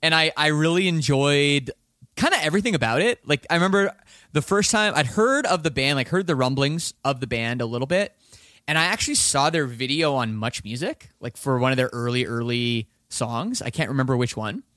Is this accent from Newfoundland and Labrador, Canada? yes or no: no; Toronto, Ontario, Canada; I'm from Toronto